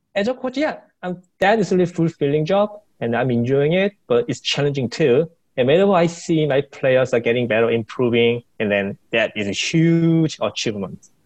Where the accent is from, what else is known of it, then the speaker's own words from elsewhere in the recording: Seoul, South Korea; I was born and raised in Seoul.